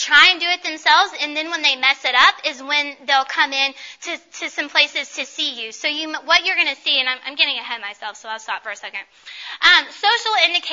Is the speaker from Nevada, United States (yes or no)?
no; Paducah, Kentucky, United States; I know where I'm from. I'm from Paducah, Kentucky.